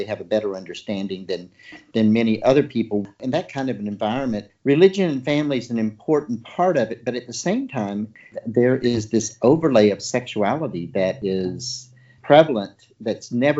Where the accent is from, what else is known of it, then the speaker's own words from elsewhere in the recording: Deep South, United States; growing up in the Deep South